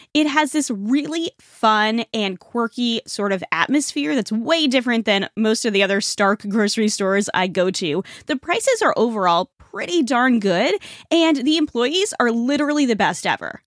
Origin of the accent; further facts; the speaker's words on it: Rhode Island, United States; moved away; also born or lived in Toronto; I grew up in Rhode Island, which is the smallest state.